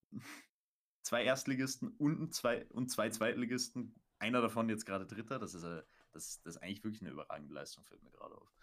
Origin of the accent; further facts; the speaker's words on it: near Golling, Salzburg, Austria; ich komme ja aus der, aus der Gegend